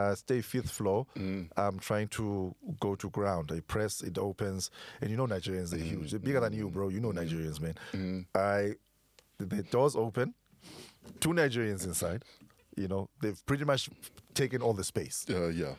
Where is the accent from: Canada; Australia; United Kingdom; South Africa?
South Africa; Eastern Cape; moved away; Growing up in Eastern Cape, we used to drive